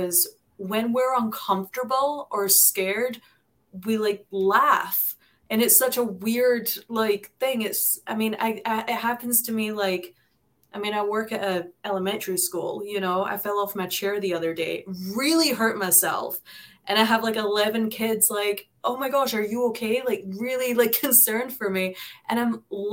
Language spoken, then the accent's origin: English; United Kingdom; moved away; I was born and raised in Britain